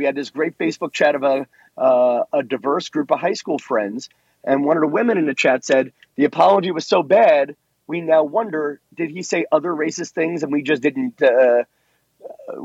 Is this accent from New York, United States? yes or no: yes; New York, United States; I'm from New York in a time when the Italian people lived in one neighborhood, the Irish people lived in the other